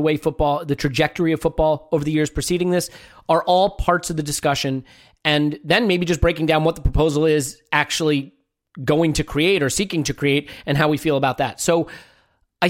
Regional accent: United States; an American Arsenal supporter

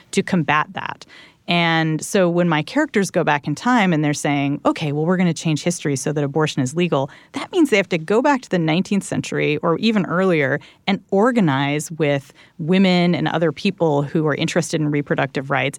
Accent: Southern California, United States; where I grew up in Southern California

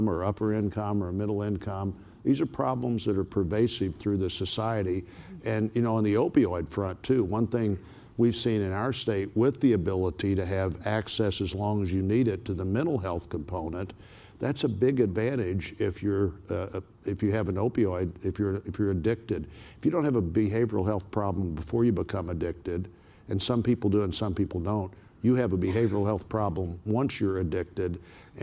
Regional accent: Springfield, Missouri, United States; my hometown, Springfield, Missouri

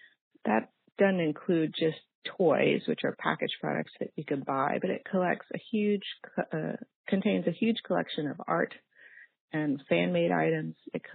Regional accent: Texas, United States; moved away as an adult; I thought it would take 6 months, and I moved here from Texas, which is my home. And that was almost exactly 11 years ago.

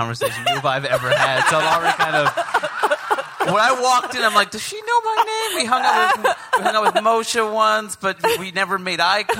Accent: New York City, New York, United States; I grew up in Queens, Hindu parents.

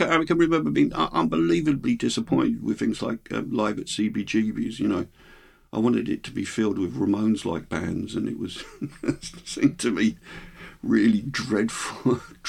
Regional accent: Hemel Hempstead, East of England, United Kingdom; growing up in a new town, I grew up in Hemel Hempstead, it's a new town.

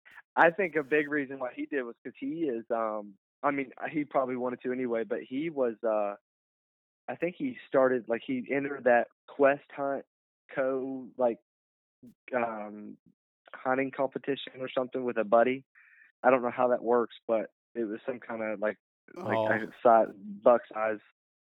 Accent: West Virginia, United States; my home state, West Virginia

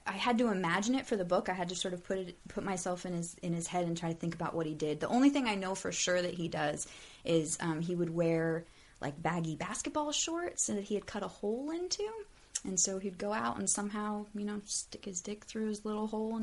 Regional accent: Sacramento, California, United States; also born or lived in Salt Lake City; I was born in Sacramento, lived there most of my childhood, although we moved a lot.

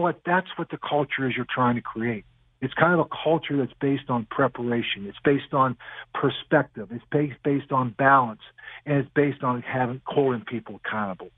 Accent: Crafton, Pennsylvania, United States; moved away as an adult; also born or lived in Raleigh, North Carolina; now in New York City, United States; I grew up in Crafton, Pennsylvania

